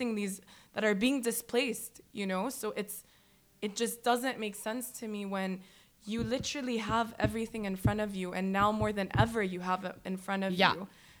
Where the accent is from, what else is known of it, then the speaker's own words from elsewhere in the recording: United States; And I just think, and also because I was raised in the States, we had that freedom of speech. Like, when I was younger and living there